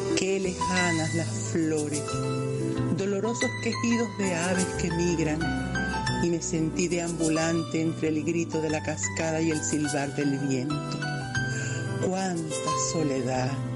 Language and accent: Spanish; Chivacoa, Yaracuy, Venezuela; venezolana del estado de Yaracuy, de la localidad de Chivacoa